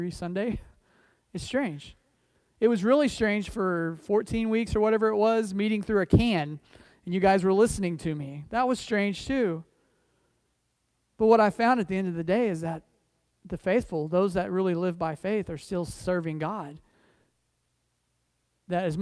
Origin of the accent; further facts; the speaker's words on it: United States; I say that as an American, understand. I say that as someone who's, my family's been here a long time